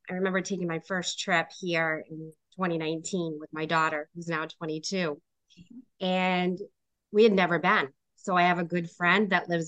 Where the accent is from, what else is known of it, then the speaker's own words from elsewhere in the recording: India; culturally for us Rafael being Puerto Rican and me being Indian right.